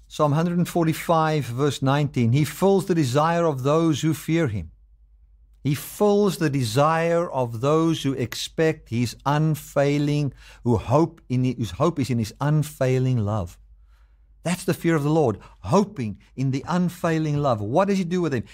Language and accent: English; South Africa; I'm a South African, I, but I live in America